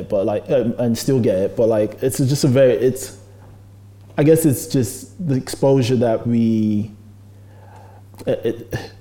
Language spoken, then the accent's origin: English; London, United Kingdom; growing up in London